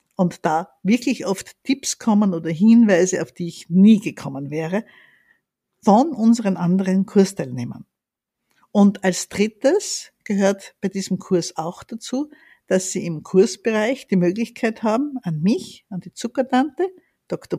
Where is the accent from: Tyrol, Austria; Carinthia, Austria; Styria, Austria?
Styria, Austria; Graz; now in Vienna, Austria; Ich bin in Graz aufgewachsen